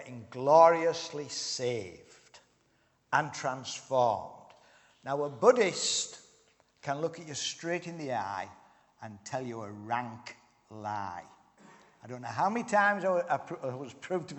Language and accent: English; Harrogate, Yorkshire and the Humber, United Kingdom; moved away as an adult; also born or lived in Thailand; now in Northern Ireland, United Kingdom; I was brought up in Yorkshire, born and bred